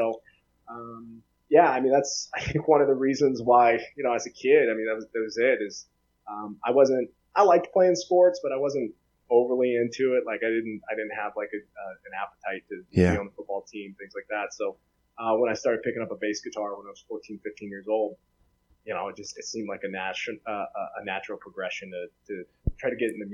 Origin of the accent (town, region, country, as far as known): Soldotna, Alaska, United States; born or raised there; accent: Southern; moved away as an adult; also born or lived in Lafayette, Louisiana / Kenai, Alaska / Boise, Idaho